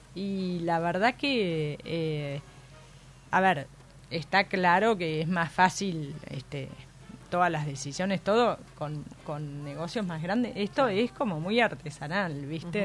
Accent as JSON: {"language": "Spanish", "region": "Buenos Aires", "country": "Argentina", "also_born_or_lived": "Mendoza, Argentina", "moved": "as an adult", "said": "soy porteña"}